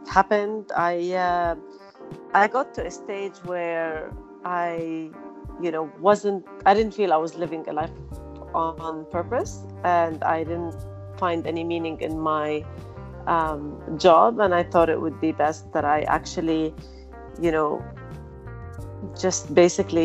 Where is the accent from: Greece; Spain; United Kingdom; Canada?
Canada; moved away as an adult; also born or lived in Lebanon; now in Dubai, United Arab Emirates; I'm originally Lebanese, but I was raised in Canada, and then I moved back to the Middle East to work